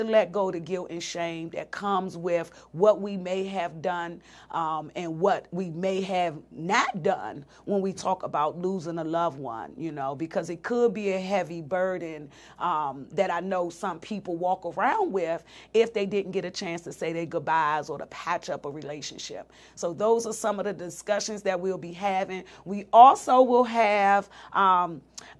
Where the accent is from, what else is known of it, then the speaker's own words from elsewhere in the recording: Washington, District of Columbia, United States; I was raised in Southeast DC